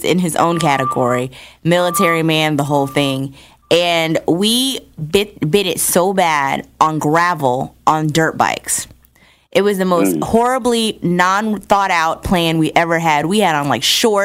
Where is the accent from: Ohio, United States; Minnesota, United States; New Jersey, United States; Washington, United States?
New Jersey, United States; I'm originally from New Jersey